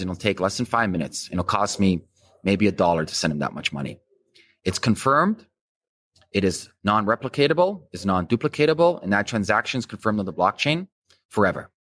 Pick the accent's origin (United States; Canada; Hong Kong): Canada; as a Canadian